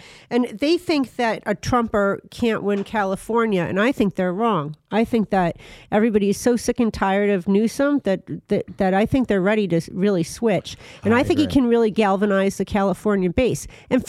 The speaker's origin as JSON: {"language": "English", "country": "Ireland", "said": "I mean, I'm Irish. I get where that comes from."}